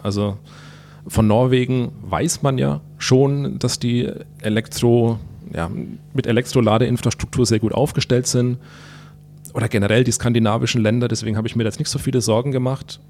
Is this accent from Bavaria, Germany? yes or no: yes; Würzburg, Bavaria, Germany; durch meine Heimat hier